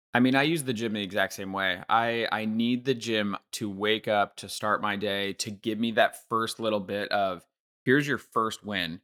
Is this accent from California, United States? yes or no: yes; Bay Area, California, United States; I grew up in the Bay Area